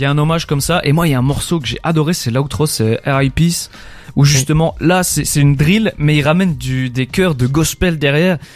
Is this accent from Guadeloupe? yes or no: no; Belgium; on est belge